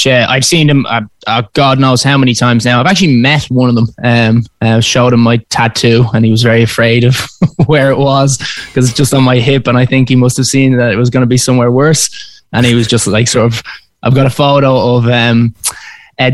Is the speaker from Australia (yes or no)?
no; Dublin, Leinster, Ireland; I'm from Dublin. I'm currently there at the moment.